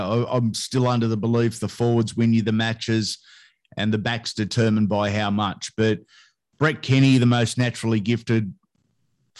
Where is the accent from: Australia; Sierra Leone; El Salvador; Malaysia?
Australia; Sydney, New South Wales; I grew up in the North Rocks, Carlingford area on North Rocks Road